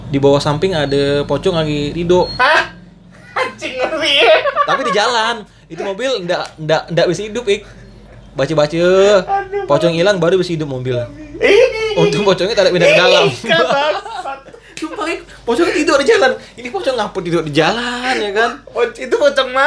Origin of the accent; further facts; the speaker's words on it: Bengkayang, West Kalimantan, Indonesia; Terus kan aku juga dulu waktu pas zaman SD pas aku di Bengkayang ya itu lebih hutan